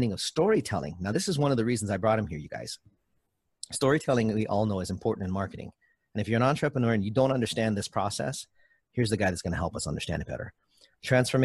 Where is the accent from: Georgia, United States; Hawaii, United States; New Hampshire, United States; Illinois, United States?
Hawaii, United States; I'm from Hawaii